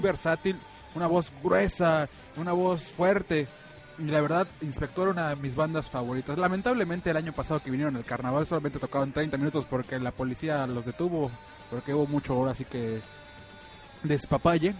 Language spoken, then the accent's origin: Spanish; Mexico City, Mexico; now in Mérida, Mexico; yo soy de la Ciudad de México